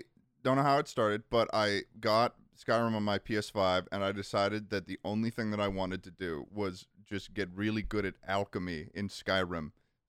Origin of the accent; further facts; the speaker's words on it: Massachusetts, United States; moved away; also born or lived in New York; I'm from Massachusetts.